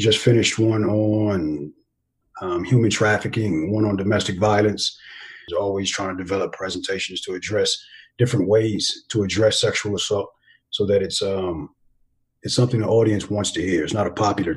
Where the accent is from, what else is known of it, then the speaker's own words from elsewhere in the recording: Los Angeles, California, United States; moved away as an adult; also born or lived in Germany / Honduras / Korea; Grew up in Los Angeles, California.